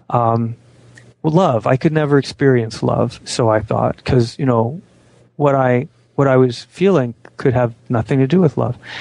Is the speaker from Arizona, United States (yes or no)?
yes; Phoenix, Arizona, United States; now in Washington, United States; grew up in Phoenix, Arizona in the 60s and 70s